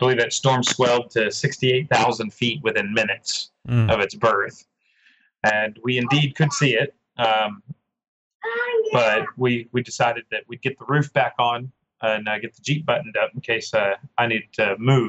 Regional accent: Oklahoma, United States; being an Oklahoma born and raised Oklahoman

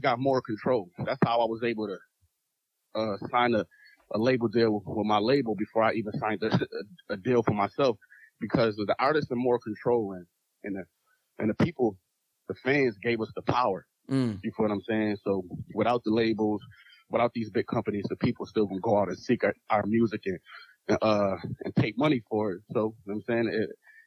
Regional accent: Buffalo, New York, United States

